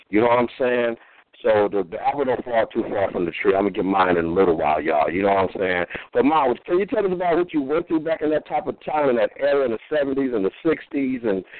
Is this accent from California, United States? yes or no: yes; California, United States; born there; But I was really born on Figueroa Road, so I know about all that game.